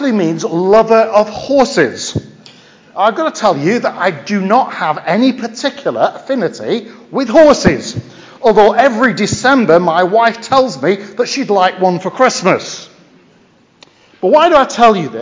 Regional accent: Lancashire, North West England, United Kingdom; accent: Lancashire; now in Stafford, United Kingdom; my Lancashire accent.

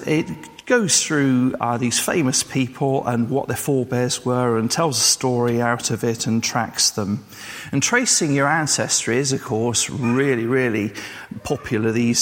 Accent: England, United Kingdom; also born or lived in Wales; I was born and bred in England, that I was English

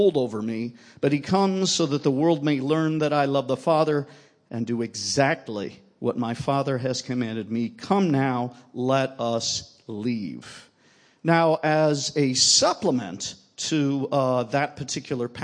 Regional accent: United States; I'm from the United States

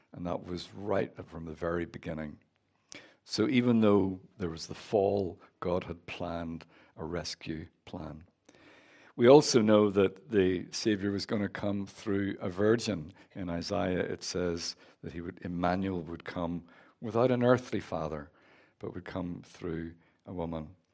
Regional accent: Northern Ireland, United Kingdom; moved away; As you can tell from my accent, I'm from Northern Ireland.

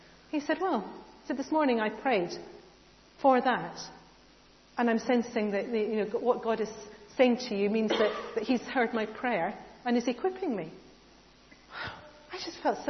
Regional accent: United Kingdom; we're British

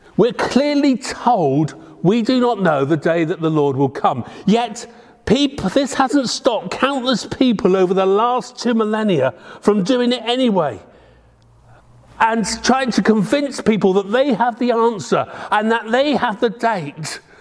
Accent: Devon, South West England, United Kingdom; moved away; I'm very proud to come from Devon, the Promised Land

